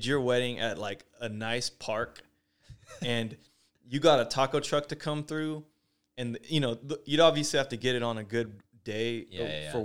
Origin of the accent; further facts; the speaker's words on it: Fair Oaks, California, United States; I grew up near Fair Oaks, which there's chickens wandering around all the time